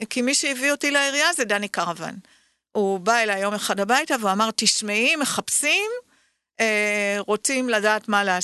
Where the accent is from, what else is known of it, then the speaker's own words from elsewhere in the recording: Tel Aviv, Tel Aviv District, Israel; ברחוב בורחוב.